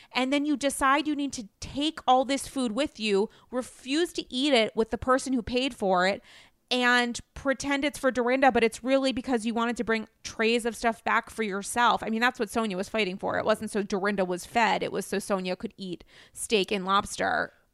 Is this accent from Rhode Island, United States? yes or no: yes; New England, Rhode Island, United States; I'm from New England.